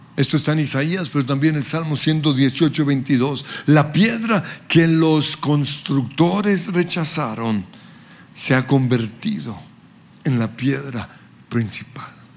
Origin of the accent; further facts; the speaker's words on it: Colombia; also born or lived in Western Australia, Australia; aunque nací en Australia, soy colombiano de pura cepa